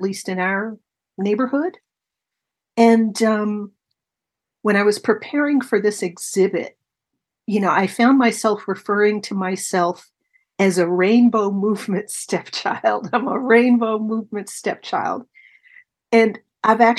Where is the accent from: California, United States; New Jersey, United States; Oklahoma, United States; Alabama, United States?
California, United States; Oakland; also born or lived in San Francisco, California / Berkeley, California / Albany, California; I was born in San Francisco, pretty much raised in the East Bay, West Berkeley, Albany High School, Oakland